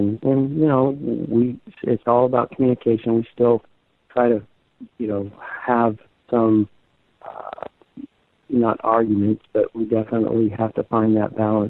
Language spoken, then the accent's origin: English; Florida, United States; I grew up in Florida with my mom